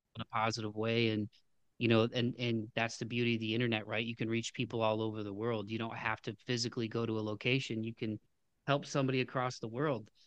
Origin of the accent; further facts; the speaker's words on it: Toledo, Ohio, United States; growing up in Toledo, man, it was a big city for sports and music